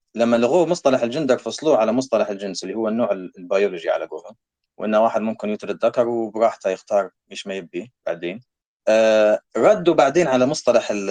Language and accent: Arabic; Libya; now in Canada; عندنا في ليبيا